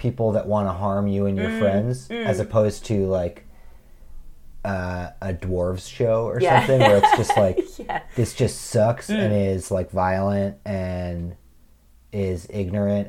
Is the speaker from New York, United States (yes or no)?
yes; New York, United States; growing up in the Bay versus New York